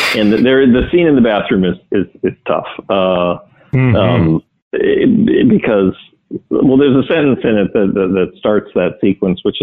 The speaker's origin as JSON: {"language": "English", "region": "Wisconsin", "country": "United States", "tie": "born or raised there", "said": "I grew up on a lake in a small town in Wisconsin"}